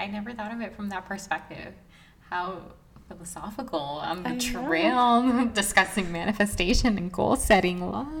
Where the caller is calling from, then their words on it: New York, United States; I'm watching from New York.